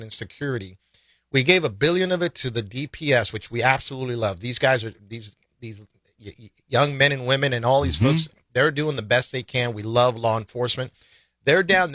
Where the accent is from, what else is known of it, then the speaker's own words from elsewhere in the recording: Del Rio, Texas, United States; I'm from Del Rio, Texas.